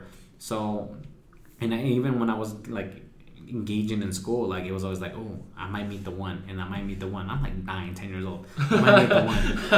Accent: Mexico; And my family, my wife's family is from Sinaloa, and I'm from Aguascalientes in Jalisco. So even our dialogue and our vernacular is different.

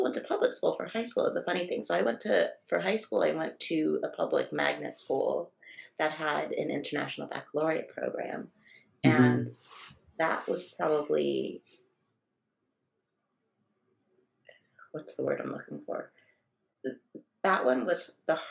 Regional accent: Los Angeles, California, United States; I was raised kind of in the suburbs of Los Angeles

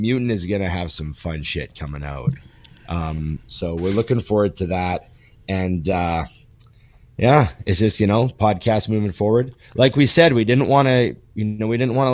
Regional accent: Canada; a Canadian kid

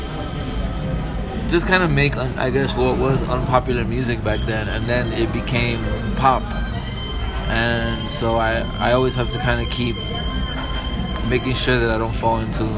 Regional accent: New York City, New York, United States; also born or lived in Dominican Republic / Los Angeles; I was born in Dominican Republic and raised in New York City for the major part of my life

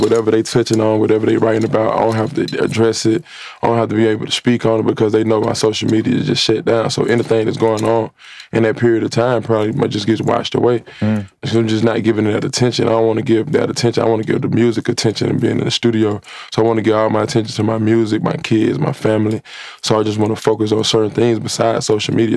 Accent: Atlanta, Georgia, United States; I come from Atlanta

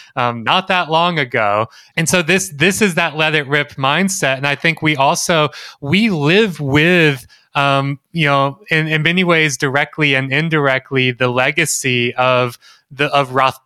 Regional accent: Gulf Coast of Mississippi, United States; I was born in the Gulf Coast of Mississippi.

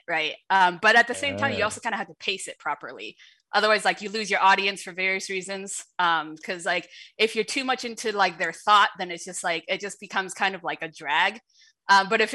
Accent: United States; first language Shanghainese; English is a second language; growing up in America in the 90s

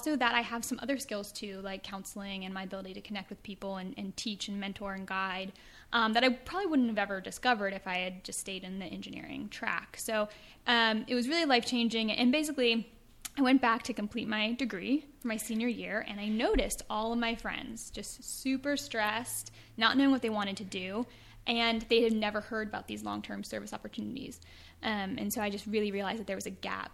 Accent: East Coast, United States; moved away as an adult; also born or lived in Pittsburgh, Pennsylvania; now in California, United States; I was from the East Coast

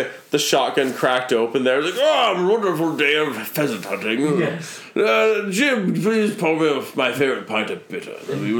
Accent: Regina, Saskatchewan, Canada; I'm from Regina.

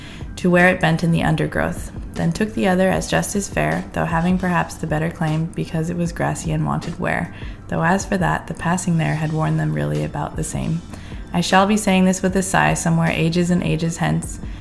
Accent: Seattle, Washington, United States; also born or lived in Redmond, Washington; I grew up mostly in Seattle, in many different parts of Seattle

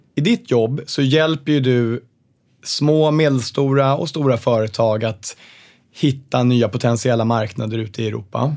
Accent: Sweden; Vi som är svenskar känner sig ofta ganska stolta

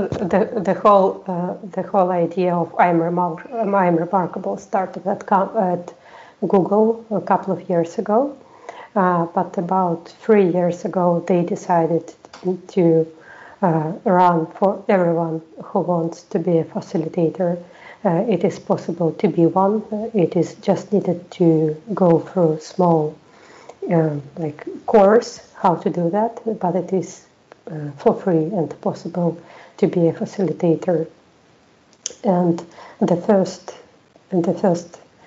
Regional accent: Russia; English is a second language; moved away as an adult; now in Sweden; I live in Sweden for 6 years already. I'm from Russia

